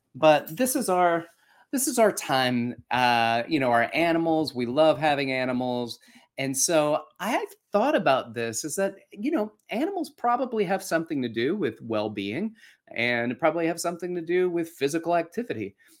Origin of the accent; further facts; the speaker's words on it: Alabama, United States; moved away; also born or lived in New York; when I grew up in Alabama